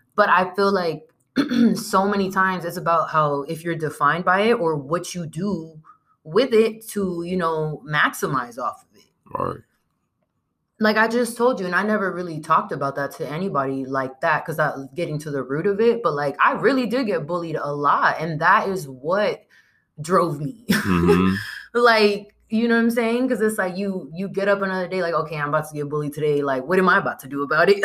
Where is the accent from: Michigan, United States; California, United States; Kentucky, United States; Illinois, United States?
California, United States; San Diego; the old neighborhoods that we grew up in in San Diego